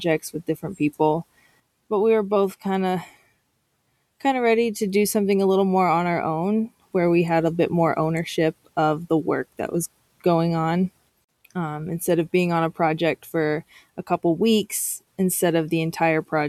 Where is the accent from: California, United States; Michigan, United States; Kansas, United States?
Kansas, United States; moved away as an adult; also born or lived in Nebraska / North Carolina; I'm originally from Kansas. I lived in Kansas my whole life, went to university in Nebraska